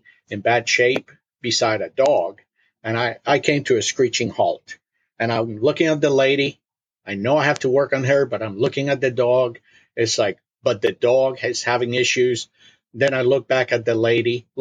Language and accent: English; Puerto Rico; English is a second language; moved away as an adult; also born or lived in Munich, Germany / Philadelphia / Indiana; now in Wisconsin, United States; And then we moved to Puerto Rico. And that's where I was raised